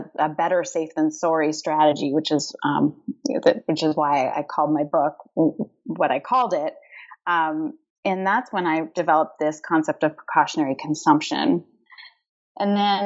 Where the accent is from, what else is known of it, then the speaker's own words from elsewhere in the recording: Canada; I'm Canadian.